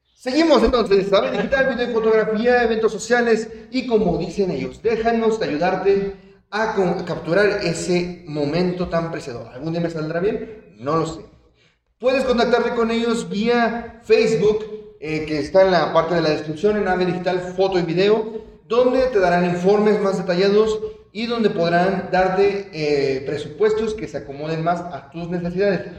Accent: Mexico; nosotros, que somos mexicanos

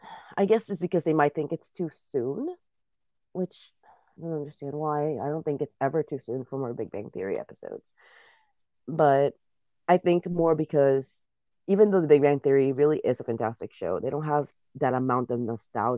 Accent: Puerto Rico; first language Spanish; English is a second language; moved away as an adult; Spanish is my first language, but in school, I mean, it's almost a standard in Puerto Rico

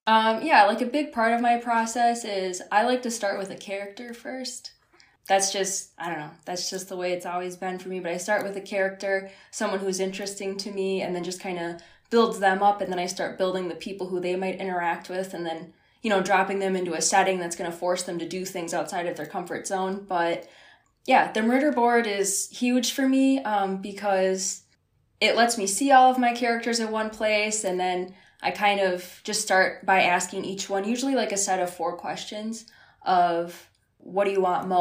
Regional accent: northern Wisconsin, United States; now in southern Wisconsin, United States; I'm actually from like a really small town up north

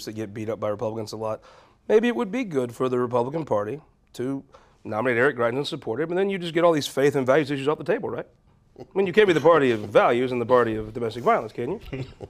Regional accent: St. Louis, Missouri, United States; I'm from St. Louis

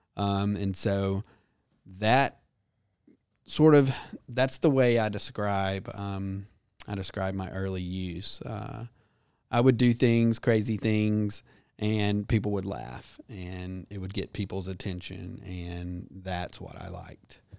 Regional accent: Birmingham, Alabama, United States; moved away; I grew up in Birmingham

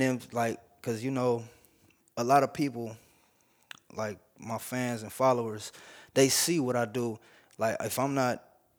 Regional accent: Kansas Street, California, United States; I grew up on Kansas Street.

